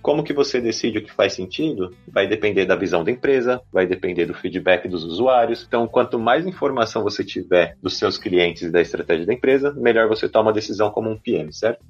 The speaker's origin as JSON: {"language": "Portuguese", "region": "São Paulo", "country": "Brazil", "tie": "born or raised there", "moved": "as an adult", "lives_now": "Berlin, Germany", "said": "eu sou de São Paulo, nascido e criado Zona Sul ali, para quem conhece Santo Amaro"}